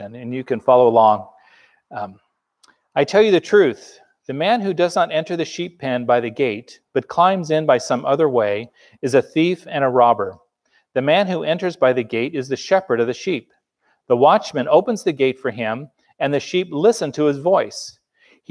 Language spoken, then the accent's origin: English; Los Angeles, California, United States; I grew up in Los Angeles